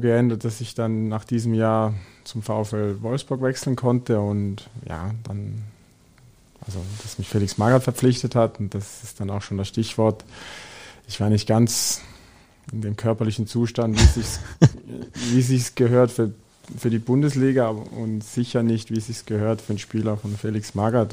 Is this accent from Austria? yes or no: no; Switzerland; moved away as an adult; now in Germany; ich bin aus der Schweiz gekommen